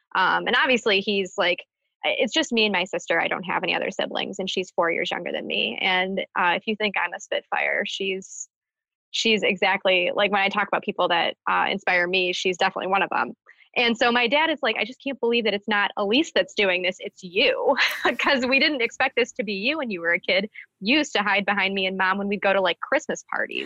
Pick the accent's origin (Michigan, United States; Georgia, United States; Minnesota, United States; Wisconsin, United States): Michigan, United States; Birmingham; in Birmingham in my hometown